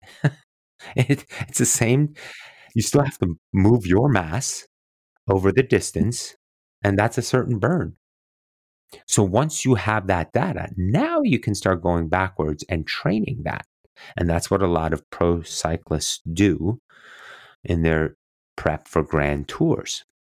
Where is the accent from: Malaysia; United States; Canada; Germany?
Germany; near Roth, Bavaria; moved away; it was still in Roth, um, um, just outside of, um, my hometown, actually, where my brother and my parents lived